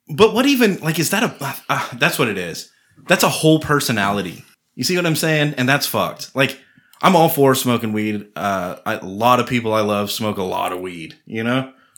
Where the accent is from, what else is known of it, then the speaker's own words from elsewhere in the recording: Austin, Texas, United States; I grew up in Austin